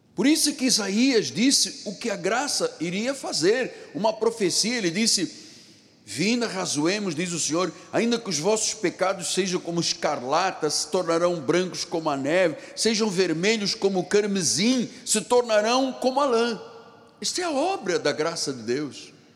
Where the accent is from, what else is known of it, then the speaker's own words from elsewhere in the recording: Luanda, Luanda Province, Angola; now in Rio de Janeiro, Brazil; eu nasci num país muito distante daqui, em África. Eu sou africano de Angola, de Luanda